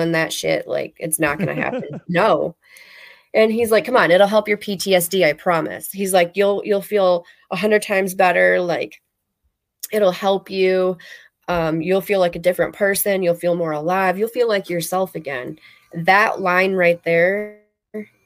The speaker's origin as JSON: {"language": "English", "region": "Michigan", "country": "United States", "moved": "as an adult", "lives_now": "Florida, United States", "said": "I'm from Michigan originally, so we were allowed to grow"}